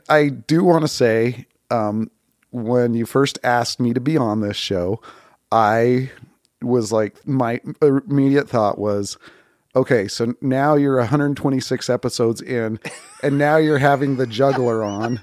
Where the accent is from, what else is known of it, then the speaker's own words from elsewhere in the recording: Bountiful, Utah, United States; I grew up in Bountiful, Utah